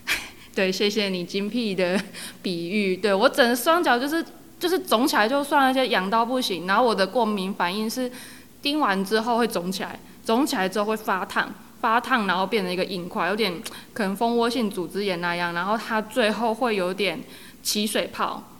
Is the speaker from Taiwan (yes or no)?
yes; Yunlin County, Taiwan; moved away as an adult; also born or lived in Guanshan, Taitung; now in Chishang, Taiwan; 我本身是云林人